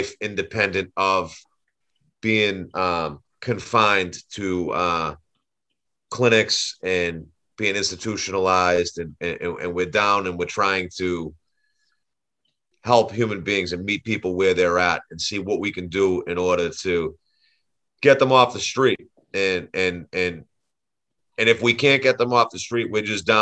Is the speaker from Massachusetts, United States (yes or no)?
yes; Boston, Massachusetts, United States; I'm a lifelong resident of South Boston. I grew up in South Boston